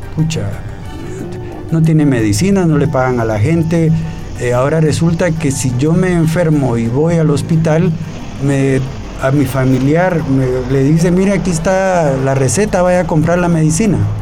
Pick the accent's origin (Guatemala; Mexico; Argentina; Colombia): Guatemala; como guatemaltecos